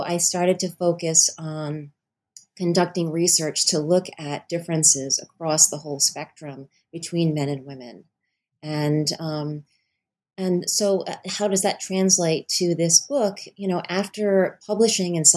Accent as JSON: {"language": "English", "region": "Rhode Island", "country": "United States", "tie": "born or raised there", "said": "I was born and raised in Rhode Island as well"}